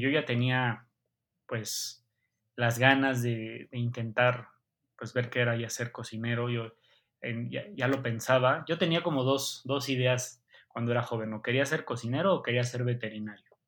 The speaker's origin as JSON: {"language": "Spanish", "country": "Mexico", "said": "como mexicano"}